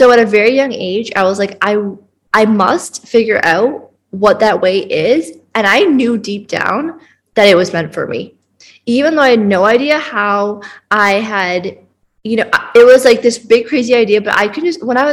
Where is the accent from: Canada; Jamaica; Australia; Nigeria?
Canada; now in Bali, Indonesia; I am from Canada, but I currently live in Bali